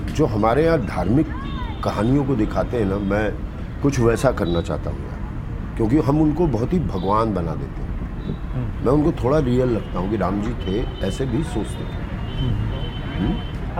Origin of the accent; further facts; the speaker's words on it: Bihar, India; मैं उस शहर में जन्मा हूँ